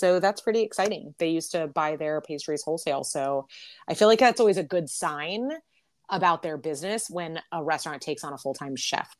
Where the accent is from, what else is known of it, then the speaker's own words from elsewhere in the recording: New York, United States; now in Cincinnati, United States; I'm a New Yorker